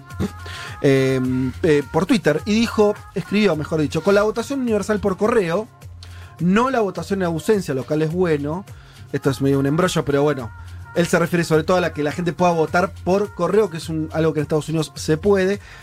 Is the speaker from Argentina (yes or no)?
yes; Argentina